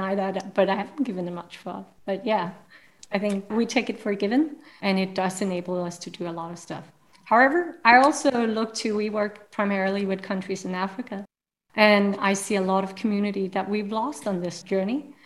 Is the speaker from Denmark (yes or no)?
yes; Denmark; I'm from Denmark